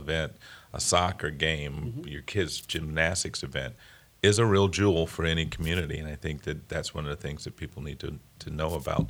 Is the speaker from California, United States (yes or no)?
no; St. Petersburg, Florida, United States; I'm from St. Petersburg